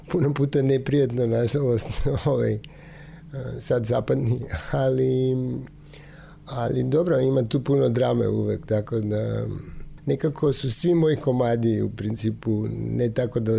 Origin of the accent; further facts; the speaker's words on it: North Macedonia; isto i kod nas u Makedoniji